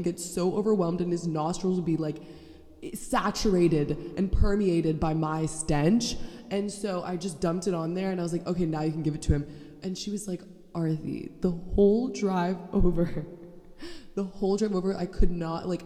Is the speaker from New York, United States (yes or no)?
no; Orlando, Florida, United States; I am a real Florida bitch, born and raised